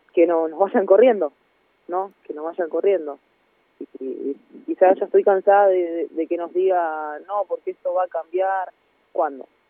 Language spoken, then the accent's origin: Spanish; Argentina; now in Granada, Spain; soy Argentina